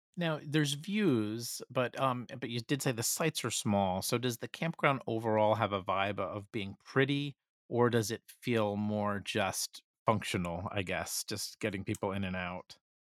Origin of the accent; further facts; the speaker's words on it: New Jersey, United States; I'm from New Jersey